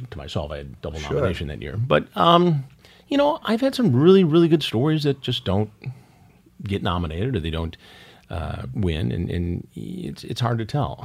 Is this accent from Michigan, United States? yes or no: yes; Detroit, Michigan, United States; I grew up in Detroit